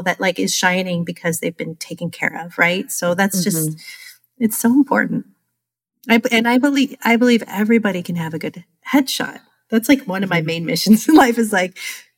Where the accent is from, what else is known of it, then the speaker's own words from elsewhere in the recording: California, United States; moved away as an adult; now in Rhode Island, United States; I'm originally from California